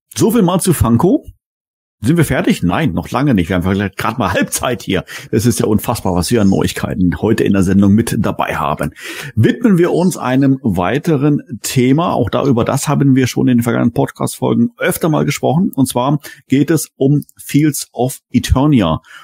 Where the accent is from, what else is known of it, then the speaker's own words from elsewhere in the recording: Germany; als ähm, Deutscher, als Europäer